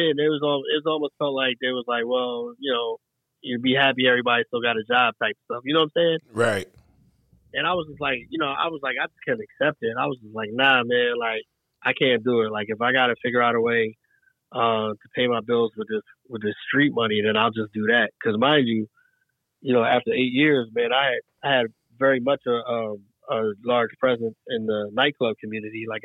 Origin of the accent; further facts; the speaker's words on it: East Coast, United States; Growing up, at least for me, growing up on the East Coast, I didn't know what the identity of Chicago was.